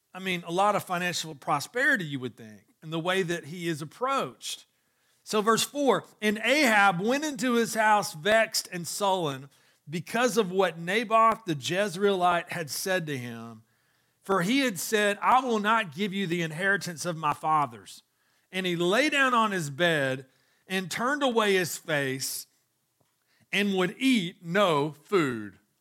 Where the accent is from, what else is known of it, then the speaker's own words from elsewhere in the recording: Chattanooga, Tennessee, United States; growing up in Chattanooga